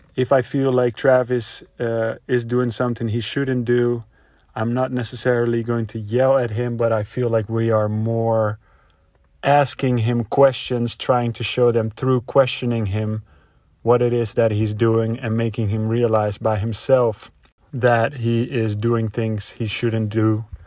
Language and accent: English; Netherlands; moved away as an adult; now in United States; I am a Dutch native, so that means I'm from Europe. I uh, live mainly in America